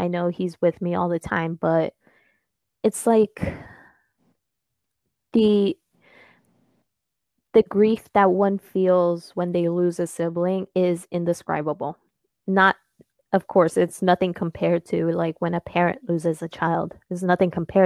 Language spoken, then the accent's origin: English; United States; first language Spanish; English is a second language; my family it comes from Peru, and I was actually born here in America